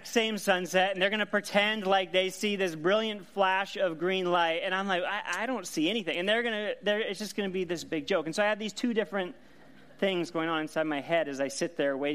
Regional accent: Seattle, Washington, United States; I grew up in the Pacific Northwest in the Seattle area.

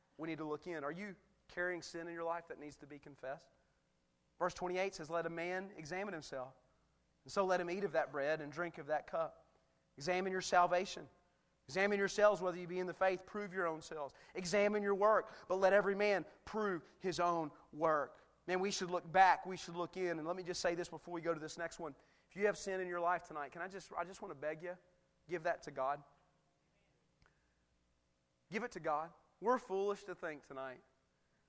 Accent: United States; I'm a proud American. You cut me, I bleed red, white, and blue. Man, I'm American to the bone.

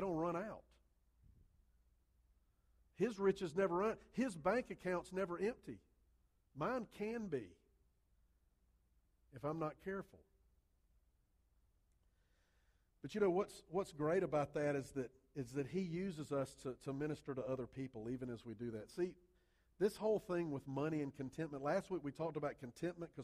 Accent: Columbia, South Carolina, United States; I grew up in Columbia, South Carolina, not South America

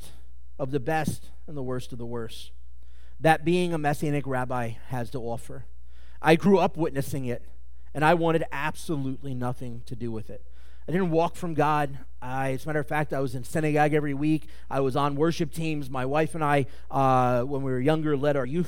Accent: Mobile, Alabama, United States; moved away; I started on our worship team at our synagogue back in Mobile when I was in like seventh grade.

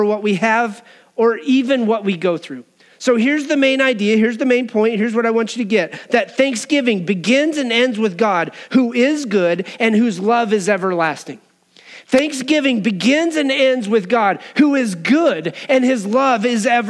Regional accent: Wyoming, United States; I grew up in Wyoming.

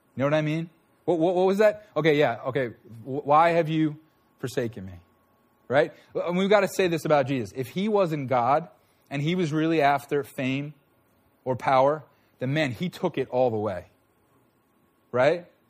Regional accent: Huntington Station, New York, United States; I was born in Huntington Station

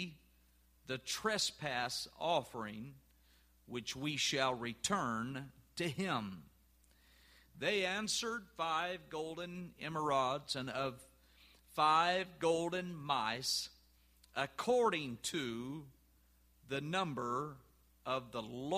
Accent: Orange, Texas, United States; moved away; I'm originally from East Texas. In fact, I grew up down in Orange, Texas

